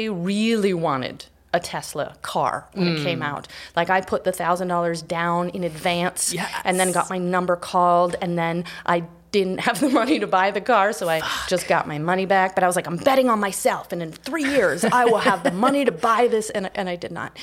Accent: Canada; moved away; I grew up in Canada.

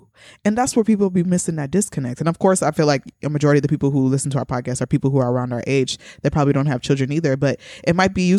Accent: Nigeria; accent: Nigerian; But I didn't even do my Nigerian accent this whole time.

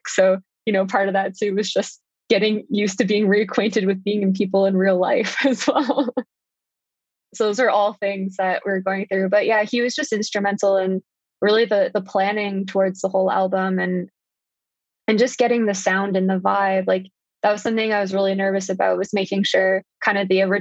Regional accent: Ontario, Canada; I grew up in Ontario

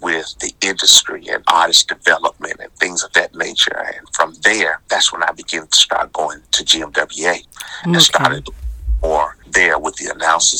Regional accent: Memphis, Tennessee, United States; born or raised there

